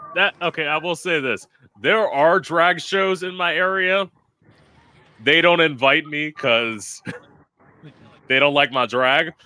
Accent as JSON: {"language": "English", "area": "an hour outside of West Palm Beach", "region": "Florida", "country": "United States", "tie": "born or raised there", "also_born_or_lived": "Orlando, Florida", "said": "I'm born and raised outside, of, uh, like an hour outside of West Palm Beach"}